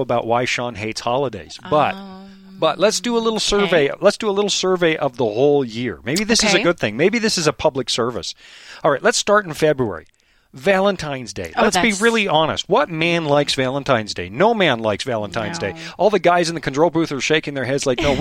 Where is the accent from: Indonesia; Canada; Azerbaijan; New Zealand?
Canada; moved away; When you come from Canada